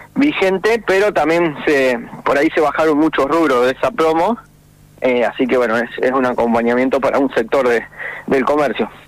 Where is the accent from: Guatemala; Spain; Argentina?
Argentina; como cualquier argentino